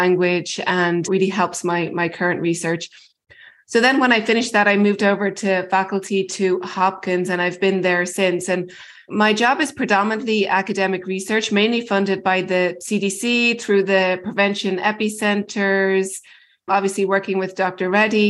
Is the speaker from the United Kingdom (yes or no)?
no; Ireland; moved away as an adult; also born or lived in Baltimore, United States; now in United States; I'm originally from Ireland and did all my medical school and a lot of my training there